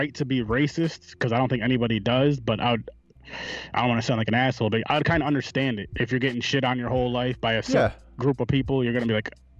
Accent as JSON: {"language": "English", "town": "Schenectady", "region": "New York", "country": "United States", "tie": "born or raised there", "said": "Yep, Schenectady. Not too far. Well, it's about 3 hours from the city, but yeah, I was born and raised here."}